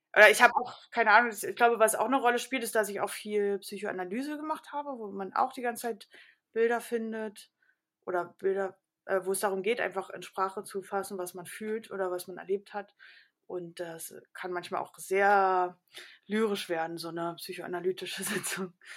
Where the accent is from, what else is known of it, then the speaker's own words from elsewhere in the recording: Karlsruhe, Baden-Württemberg, Germany; now in Berlin, Germany; ich bin äh, äh in Karlsruhe groß geworden